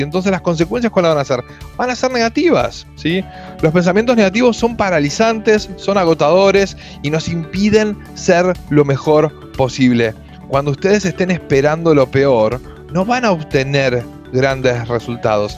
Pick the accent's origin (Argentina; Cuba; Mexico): Argentina; yo soy de Argentina, vivo en Buenos Aires por ahora